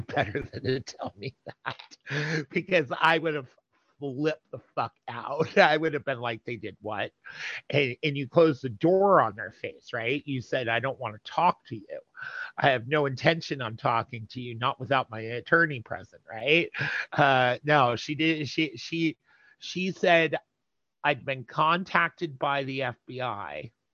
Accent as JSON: {"language": "English", "region": "New Jersey", "country": "United States", "said": "I'm from Jersey"}